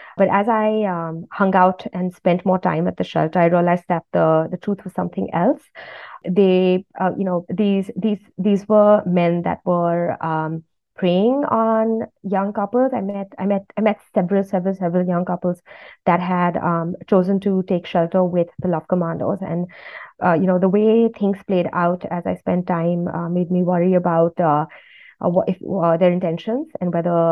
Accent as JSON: {"language": "English", "country": "India", "tie": "born or raised there", "said": "growing up in India, I had that sense that I was in a part of the world that was rising"}